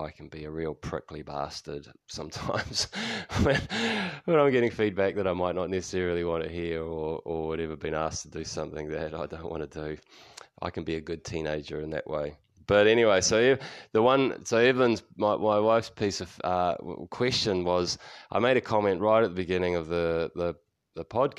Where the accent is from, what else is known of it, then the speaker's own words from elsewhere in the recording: New Zealand; also born or lived in United States; Kiwis tend to be quite flat with our vowels.